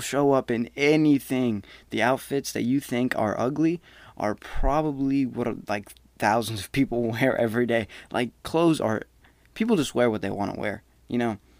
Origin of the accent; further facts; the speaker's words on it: Smyrna, United States; moved away as an adult; I came from Smyrna. The whole town is maybe seventy thousand. A high school, we were, like, four grand, not even two. My graduating class was four seventy-eight